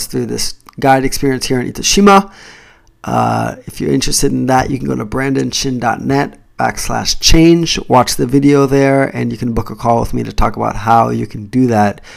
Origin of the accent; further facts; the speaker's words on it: United States; now in Japan; I'm Jamaican Chinese, so you're gonna find some stuff about being black and being mixed and growing up in the US